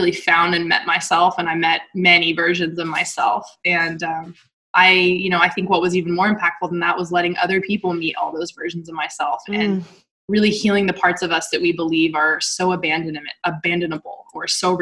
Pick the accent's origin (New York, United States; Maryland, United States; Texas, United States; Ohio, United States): Texas, United States; moved away as an adult; also born or lived in Dallas / Utah; Dallas wasn't my hometown when I was living there, but Texas as a whole